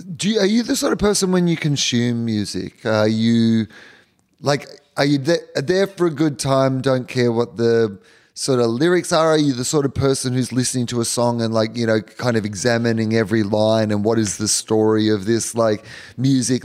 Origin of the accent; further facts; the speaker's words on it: Australia; as an Australian